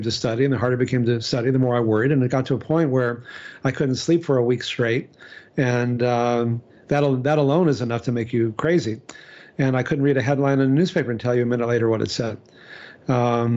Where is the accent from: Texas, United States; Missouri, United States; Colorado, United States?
Texas, United States; I grew up in Texas